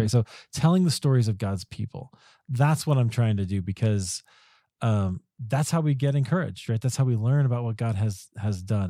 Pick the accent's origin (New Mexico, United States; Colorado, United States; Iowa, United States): Iowa, United States; I grew up in Iowa